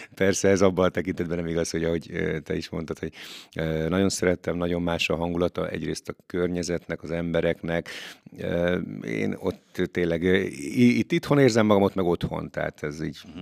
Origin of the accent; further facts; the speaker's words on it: Hungary; mikor költöztem ki Magyarba